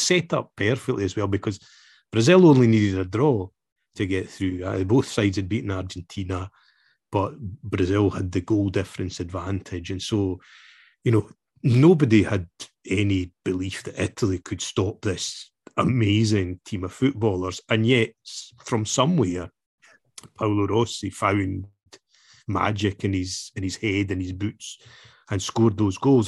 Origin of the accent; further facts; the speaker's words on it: Scotland, United Kingdom; I was born and raised in Scotland